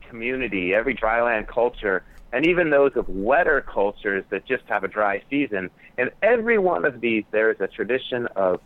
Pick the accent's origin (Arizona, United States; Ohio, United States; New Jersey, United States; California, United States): Arizona, United States; Tucson; I grew up here in Tucson, Arizona, so a dry land community